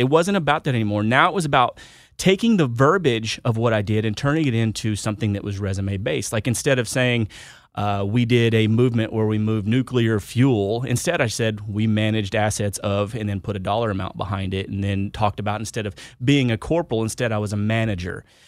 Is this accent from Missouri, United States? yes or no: no; Houston, Texas, United States; moved away; also born or lived in Wichita, Kansas; I am from Wichita, Kansas. Originally, I grew up in Houston, Texas, but I joined out of, uh, Wichita, Kansas